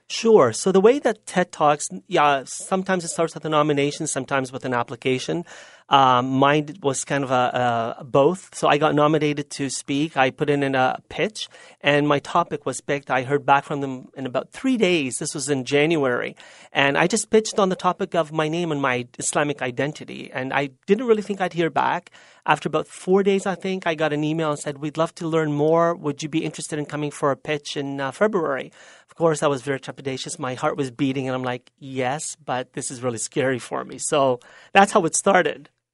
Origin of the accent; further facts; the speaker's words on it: Lebanon; now in Canada; Lebanon may have been my birthland and may have been my natural mother